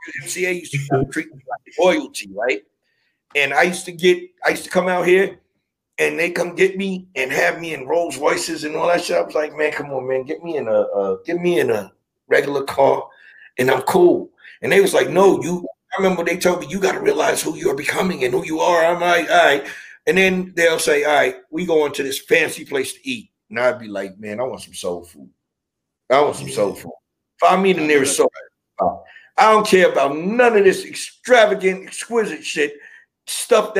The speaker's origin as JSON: {"language": "English", "town": "New York City", "region": "New York", "country": "United States", "tie": "born or raised there", "also_born_or_lived": "Brooklyn / Long Island", "said": "born in Brooklyn, raised in Queens"}